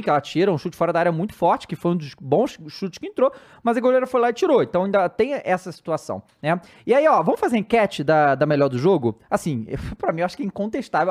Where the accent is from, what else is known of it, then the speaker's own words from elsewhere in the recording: Brazil; a gente, como brasileiro